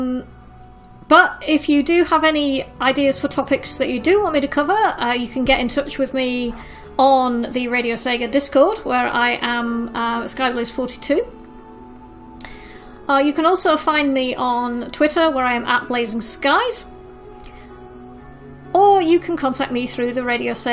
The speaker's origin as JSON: {"language": "English", "country": "United Kingdom", "said": "being British"}